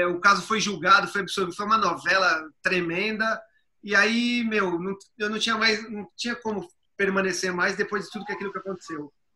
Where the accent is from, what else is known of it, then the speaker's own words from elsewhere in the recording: São Paulo, Brazil; Eu cresci em Itaquera, na zona leste de São Paulo